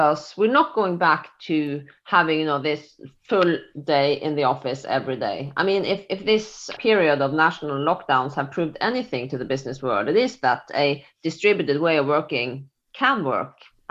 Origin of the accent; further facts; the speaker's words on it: Norway; I'm from Norway